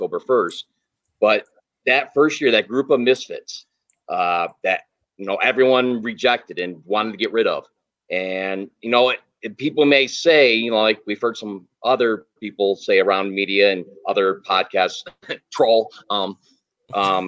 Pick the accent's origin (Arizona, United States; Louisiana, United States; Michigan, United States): Michigan, United States; now in Las Vegas, United States; I grew up in Michigan, and then that's one of the main reasons why I moved here in 2006 is because of the weather.